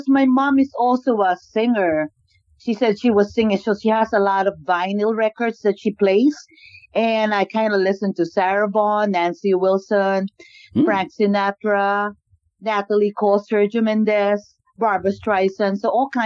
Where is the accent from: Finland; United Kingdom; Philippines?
Philippines; moved away as an adult; also born or lived in Singapore; now in Southern California, United States; I grew up in the Philippines. I was born in the Philippines